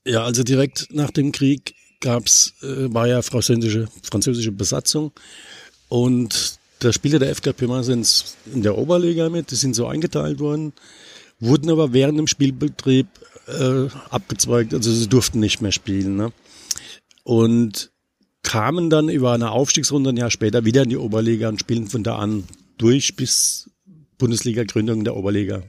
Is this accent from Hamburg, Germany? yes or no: no; Pirmasens, Rhineland-Palatinate, Germany; bin aus Pirmasens und FKB-Fan